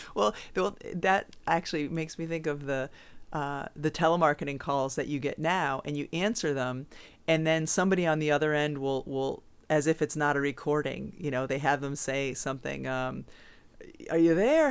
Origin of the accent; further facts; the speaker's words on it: Southwick, Massachusetts, United States; my hometown of Southwick, Massachusetts